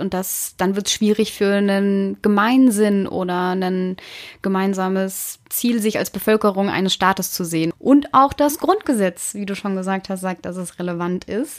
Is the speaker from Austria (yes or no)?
no; Southern Germany, Germany; now in Berlin, Germany; ich komme ja aus Süddeutschland und da sind die ländlichen Regionen trotzdem nicht alle, also viele auch strukturstark, auch wenn es eher ländlicher Raum ist. Aber ja, ich komme aus einem Ort mit an die 4000 Einwohner